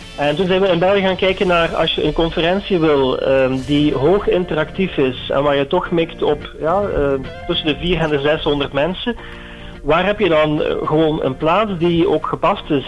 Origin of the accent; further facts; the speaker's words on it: Eindhoven, North Brabant, Netherlands; als Eindhovenaar